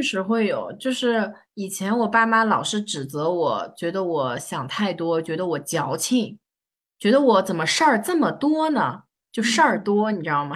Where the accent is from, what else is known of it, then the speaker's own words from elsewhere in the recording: Shanghai, China; 我是上海人